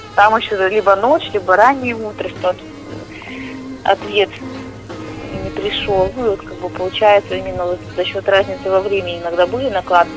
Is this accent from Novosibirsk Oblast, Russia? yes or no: yes; Novosibirsk, Novosibirsk Oblast, Russia; я вот из Новосибирска